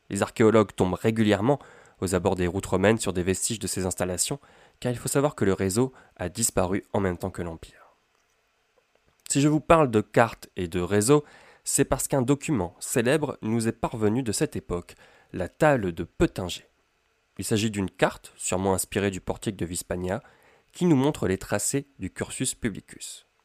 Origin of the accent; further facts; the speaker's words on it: Amiens, Hauts-de-France, France; Je suis originaire d'Amiens, dans la Somme, et je souhaiterais emprunter le cursus publicus pour me rendre à Rome